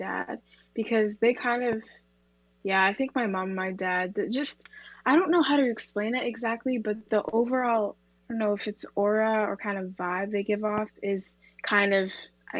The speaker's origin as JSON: {"language": "English", "town": "Oshawa", "region": "Ontario", "country": "Canada", "tie": "born or raised there", "also_born_or_lived": "England", "said": "I was born in England and moved to Canada when I was 2"}